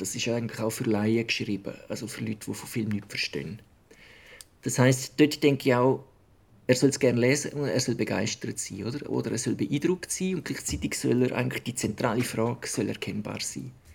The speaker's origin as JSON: {"language": "German", "country": "Switzerland", "said": "bei uns in der Schweiz"}